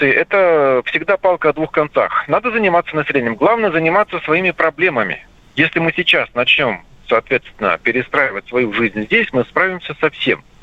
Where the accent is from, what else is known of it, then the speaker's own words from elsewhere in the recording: Ukraine; хотя он сам родом с Украины, как и я, впрочем.